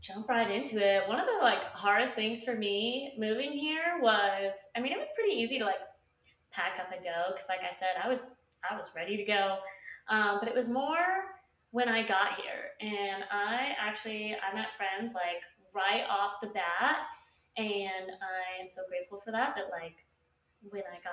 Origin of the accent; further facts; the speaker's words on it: Utah, United States; moved away as an adult; now in Savannah, United States; we are from Utah